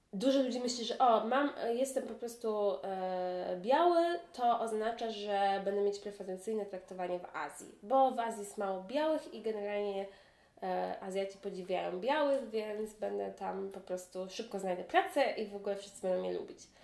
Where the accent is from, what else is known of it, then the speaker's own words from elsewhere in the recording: Poland; now in Hong Kong; mówię po polsku, jestem z Polski